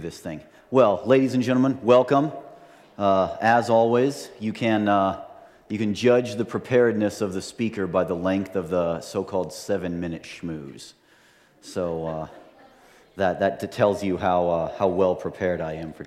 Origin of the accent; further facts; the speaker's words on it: Montana, United States; I'm from Montana